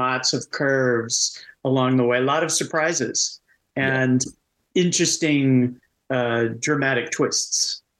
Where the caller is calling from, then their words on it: Seattle, Washington, United States; I'm greeting from Seattle.